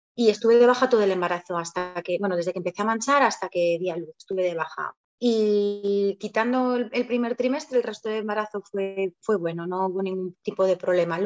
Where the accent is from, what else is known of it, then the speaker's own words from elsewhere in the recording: Zaragoza, Aragon, Spain; also born or lived in Barakaldo, Spain; yo nací en Maracaldo, en Bilbao, y vivo en Zaragoza desde que tenía pues eh, casi tres añitos.